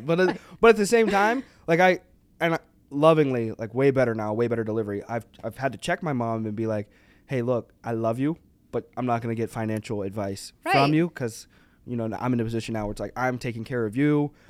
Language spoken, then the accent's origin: English; the South, United States; We don't say, like, I don't, like, where I'm from, like, I was raised in the South.